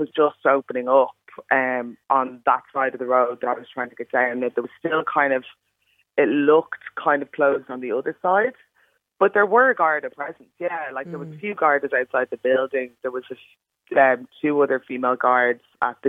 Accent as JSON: {"language": "English", "country": "Ireland", "said": "I'm fully Irish, but, you know, I've got brown skin."}